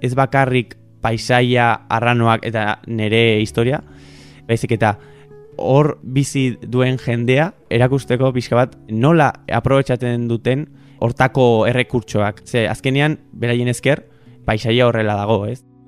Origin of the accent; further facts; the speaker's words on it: Burgos, Castile and León, Spain; now in San Sebastián, Spain; nire ametsa da hori, horra joatea bizitzera, nire herrira, zeni donostian bizi naiz